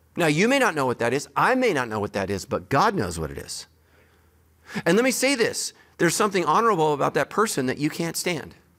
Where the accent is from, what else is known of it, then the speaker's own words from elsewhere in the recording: United States; I'm American